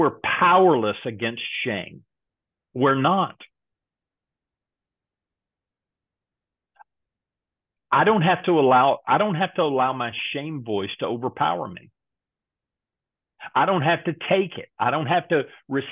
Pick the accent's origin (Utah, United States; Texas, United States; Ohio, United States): Texas, United States; I grew up in Texas